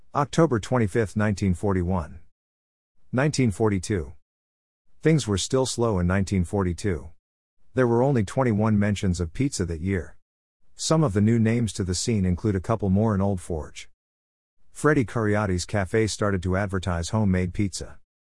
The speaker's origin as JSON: {"language": "English", "town": "Scranton", "region": "Pennsylvania", "country": "United States", "tie": "born or raised there", "said": "Growing up in Scranton, in the heart of northeastern P A, N E P"}